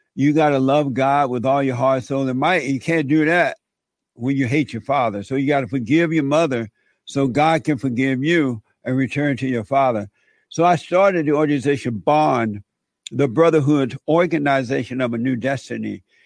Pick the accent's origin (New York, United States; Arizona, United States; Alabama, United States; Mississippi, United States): Alabama, United States; I grew up in Alabama on a plantation